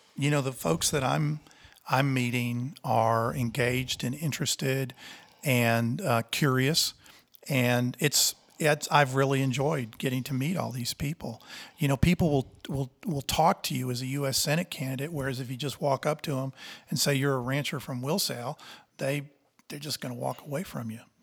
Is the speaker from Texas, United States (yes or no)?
yes; Texas, United States; moved away as an adult; also born or lived in Nebraska / Houston, Texas; now in Montana, United States; born in Nebraska and grew up in Texas.